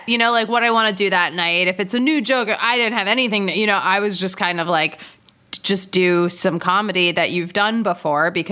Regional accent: Philadelphia, Pennsylvania, United States; I'm from Philadelphia, suburb of Philadelphia.

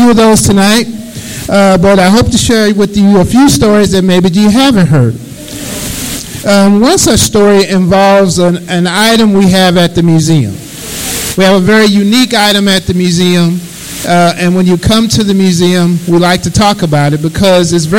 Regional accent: St. Louis, Missouri, United States; moved away as an adult; also born or lived in Riverside, California; now in Kansas City, United States; I am a native of St. Louis, Missouri. I grew up here, East St. Louis Senior High School, class of 87

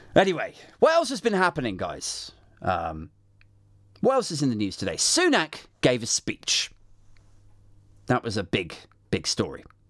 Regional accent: United Kingdom; we're British

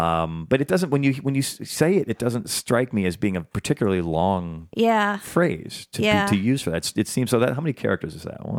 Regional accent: Chicago, Illinois, United States; now in Los Angeles, United States; back in my hometown of Chicago, I just say, man, I'm here

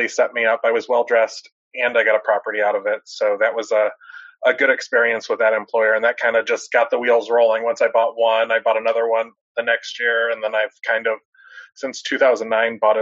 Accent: Dallas, Texas, United States; I'm 39 years old. I'm from Dallas, Texas

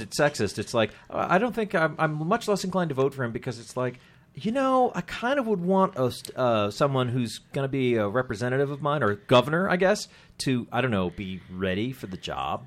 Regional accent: Andover, Massachusetts, United States; growing up in Andover, as I did

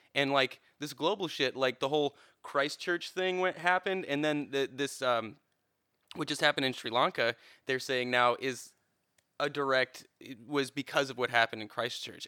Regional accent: Cleveland, Ohio, United States; I'm from Cleveland.

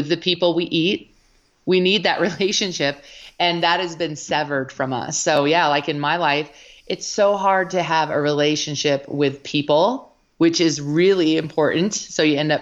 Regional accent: Colorado, United States; in Colorado, I remember very distinctly as a child

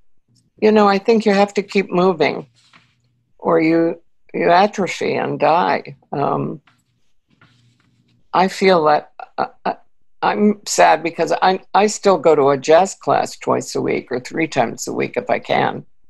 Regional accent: Connecticut, United States; also born or lived in Austria; I grew up in New England, you know, in Connecticut

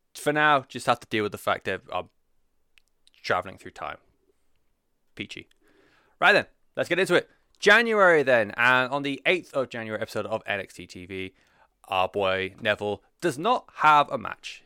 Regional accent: United Kingdom; as a European, uh, especially as someone who is, uh, unfortunately identifies as British.

